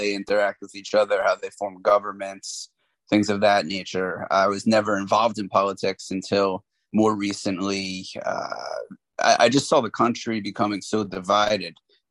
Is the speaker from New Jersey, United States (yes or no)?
yes; Holmdel, New Jersey, United States; moved away as an adult; also born or lived in New Orleans, Louisiana; now in New York City, United States; I grew up in Jersey, Central Jersey